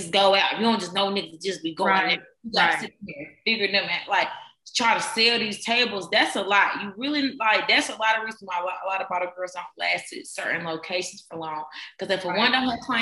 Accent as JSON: {"language": "English", "town": "Greenville", "region": "South Carolina", "country": "United States", "moved": "yes"}